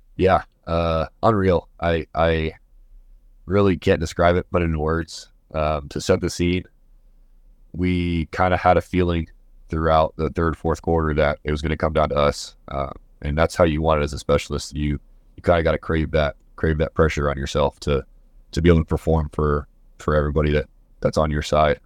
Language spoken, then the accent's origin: English; Missouri, United States; moved away as an adult; now in Kansas, United States; I'm from Missouri